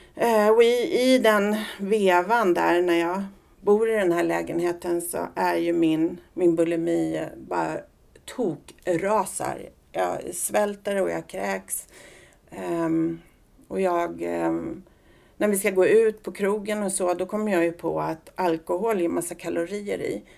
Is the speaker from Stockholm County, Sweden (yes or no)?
yes; Solna, Stockholm County, Sweden; also born or lived in Las Palmas, Spain / Söråker / Sollentuna; sen i årskurs två eh, så fick mamma en lägenhet i Solna. Så där eh, växte jag upp